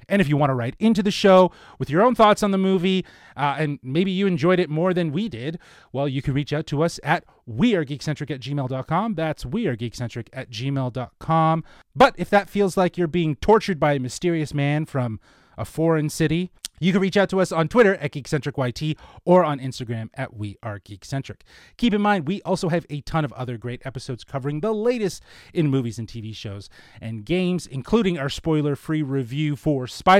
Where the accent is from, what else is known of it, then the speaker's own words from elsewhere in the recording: Toronto, Ontario, Canada; I guess I'm from Toronto.